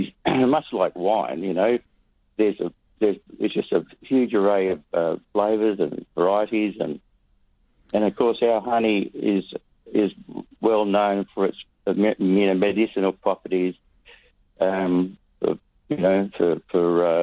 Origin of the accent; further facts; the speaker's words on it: Western Australia, Australia; We're West Australian beekeeping.